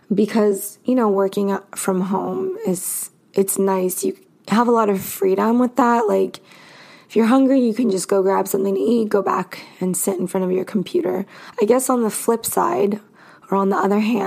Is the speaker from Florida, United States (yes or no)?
no; Los Angeles, California, United States; now in Arizona, United States; I am from California. I'm from Los Angeles